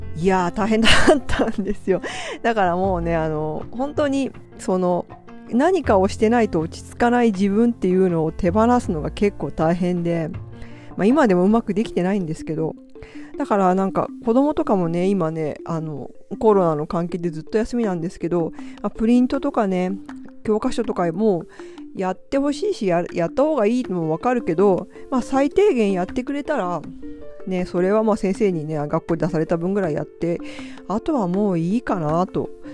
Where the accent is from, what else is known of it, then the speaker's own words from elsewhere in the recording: Hiroshima, Japan; まあ私広島なんですけど